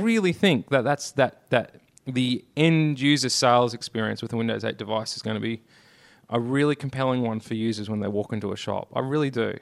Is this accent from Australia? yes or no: yes; Australia; I'm Australian.